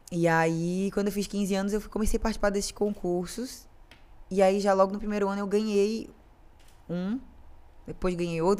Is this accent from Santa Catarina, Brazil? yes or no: yes; Florianópolis, Santa Catarina, Brazil; Mas sou, gente, sou de Floripa, nascida e criada em Floripa, neta de pescador.